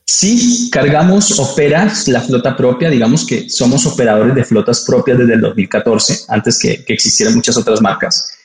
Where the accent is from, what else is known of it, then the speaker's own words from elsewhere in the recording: Colombia; now in Mexico; soy colombiano